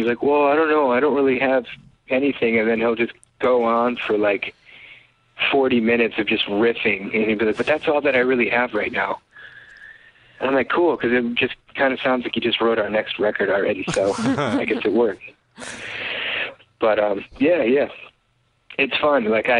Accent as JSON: {"language": "English", "town": "Detroit", "region": "Michigan", "country": "United States", "said": "we're all friends from Detroit."}